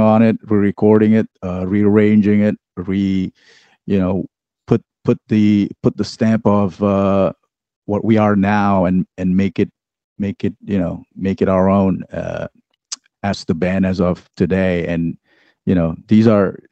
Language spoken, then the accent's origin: English; Indonesia; moved away; I grew up in Indonesia